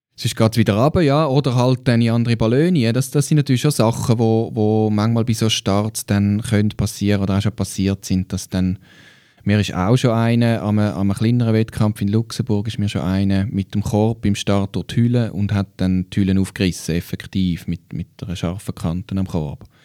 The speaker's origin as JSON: {"language": "German", "country": "Switzerland", "said": "bei uns in der Schweiz"}